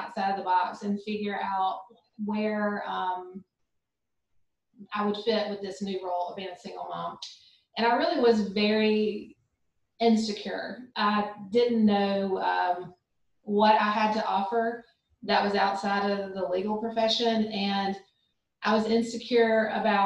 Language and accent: English; Montgomery, Alabama, United States; also born or lived in Birmingham, Alabama; I grew up in Montgomery, Alabama